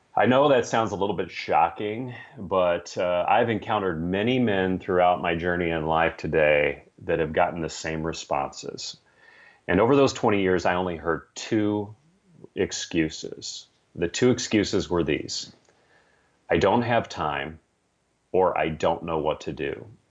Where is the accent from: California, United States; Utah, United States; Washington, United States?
California, United States; San Francisco; I grew up in San Francisco, California